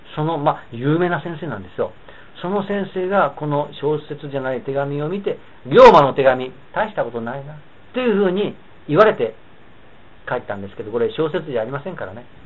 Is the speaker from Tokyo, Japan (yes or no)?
no; Bingo region, Hiroshima, Japan; 地元の広島県の備後地方